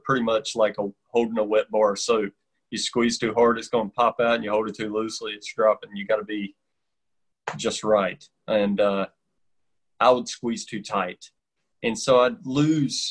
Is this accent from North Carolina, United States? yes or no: yes; North Carolina, United States; I've been in North Carolina my whole life, and everybody could tell as soon as I open my mouth, they know I'm from North Carolina.